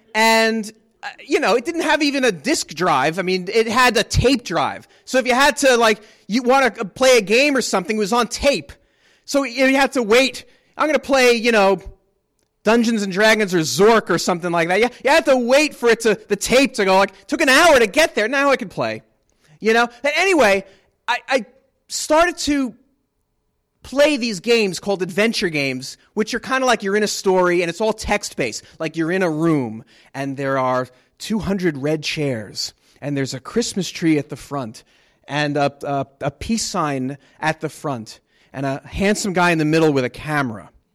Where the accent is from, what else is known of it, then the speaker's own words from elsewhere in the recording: United States; moved away; also born or lived in New Jersey; I grew up in New York and New Jersey